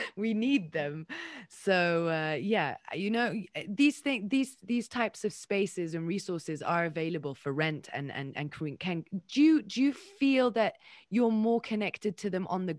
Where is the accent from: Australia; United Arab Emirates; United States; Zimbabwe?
United Arab Emirates; Dubai; I was like born and raised in Dubai